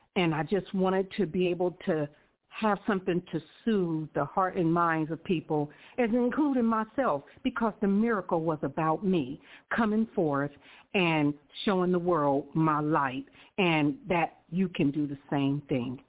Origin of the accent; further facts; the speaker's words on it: Columbus, Ohio, United States; now in Riverside, United States; I was born in Columbus, Ohio